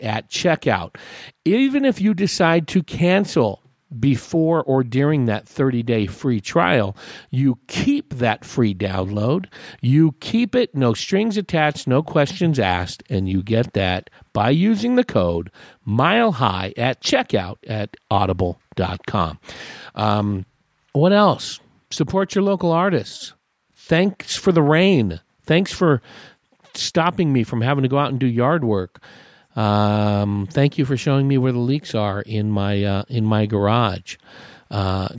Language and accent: English; West Coast, United States; now in Paulden, United States; I grew up on the West Coast in the 70s